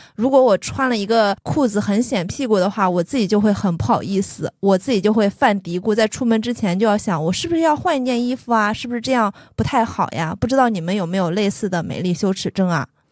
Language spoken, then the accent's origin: Chinese; Shandong, China; 大家都知道我山东人，然后我爸爸也是那种很传统的山东男性，他其实不太能接受我特别夸张的发色和夸张的服饰